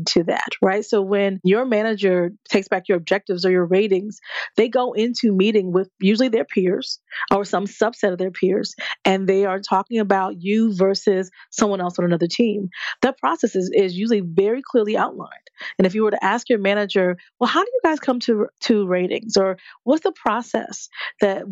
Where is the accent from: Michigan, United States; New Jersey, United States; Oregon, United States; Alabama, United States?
New Jersey, United States; moved away; I'm from Jersey originally